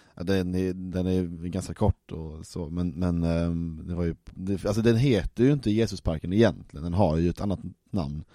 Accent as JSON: {"language": "Swedish", "town": "Malmö", "region": "Skåne", "country": "Sweden", "said": "som Malmöbo"}